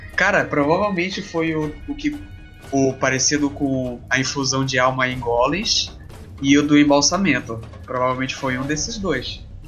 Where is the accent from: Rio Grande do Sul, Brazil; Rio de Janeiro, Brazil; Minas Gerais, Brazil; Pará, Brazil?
Pará, Brazil; sou brasileiro, sou paraense, como a maioria que estamos aqui